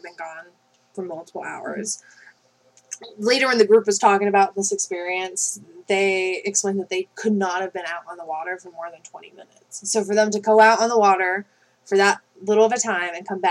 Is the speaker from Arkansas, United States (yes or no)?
yes; Arkansas, United States; now in Maine, United States; I'm from Arkansas.